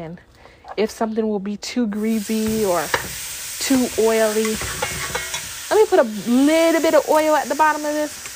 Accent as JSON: {"language": "English", "town": "Fort Myers", "region": "Florida", "country": "United States", "tie": "born or raised there", "said": "I lived in Fort Myers when I grew up in Fort Myers when I was little"}